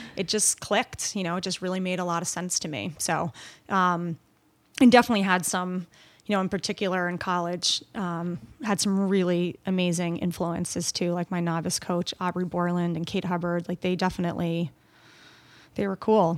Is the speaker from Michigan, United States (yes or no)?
no; Long Island, New York, United States; also born or lived in Canada / England / Scotland; We lived on Long Island